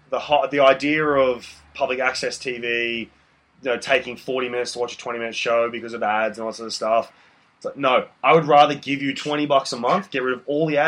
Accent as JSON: {"language": "English", "country": "Australia"}